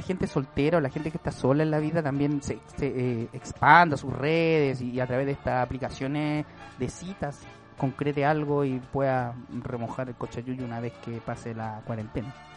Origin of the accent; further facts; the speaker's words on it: Valparaíso, Chile; now in Santiago, Chile; soy de Valparaíso